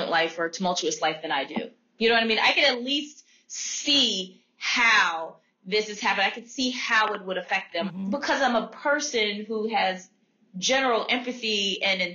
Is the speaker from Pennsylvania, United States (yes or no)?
yes; Philadelphia, Pennsylvania, United States; moved away as an adult; also born or lived in Washington, D.C.; growing up in Philadelphia